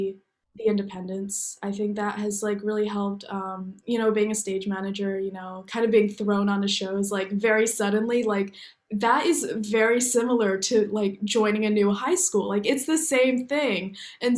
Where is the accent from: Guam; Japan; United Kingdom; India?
Japan; Okinawa; born there; also born or lived in Iwakuni; I was born in Okinawa, came back to the States for a little bit, and then we lived in Iwakuni for a little bit.